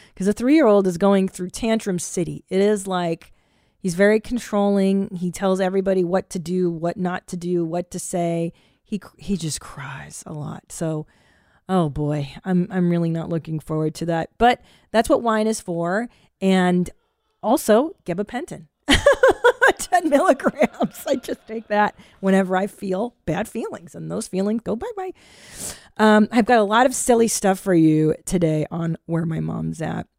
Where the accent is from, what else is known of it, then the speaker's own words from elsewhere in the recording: California, United States; now in Texas, United States; as a Californian